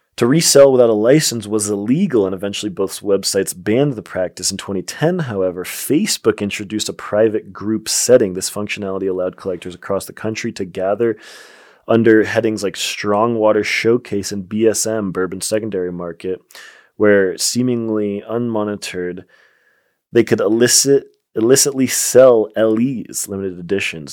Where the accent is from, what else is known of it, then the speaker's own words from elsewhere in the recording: Colorado, United States; my home state in Colorado